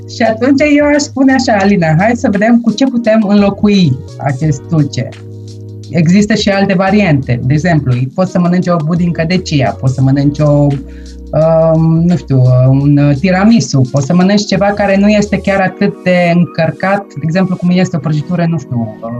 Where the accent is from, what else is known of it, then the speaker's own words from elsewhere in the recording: Deva, Hunedoara County, Romania; moved away as an adult; also born or lived in Australia; now in Vienna, Austria; am plecat din România la 19 ani